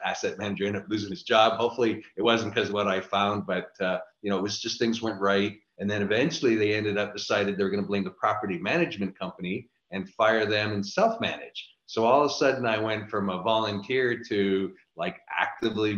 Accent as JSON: {"language": "English", "town": "Niagara Falls", "region": "Ontario", "country": "Canada", "also_born_or_lived": "Orlando, Florida", "moved": "yes", "lives_now": "Austin, United States", "said": "I live in Austin, Texas. So originally from Niagara Falls, Canada. Lived in Orlando for a while and been in Austin now for about 14 years."}